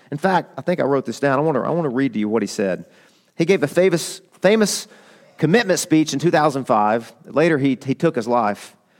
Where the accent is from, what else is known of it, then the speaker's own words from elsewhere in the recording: Arkansas, United States; I'm from, I'm from Arkansas.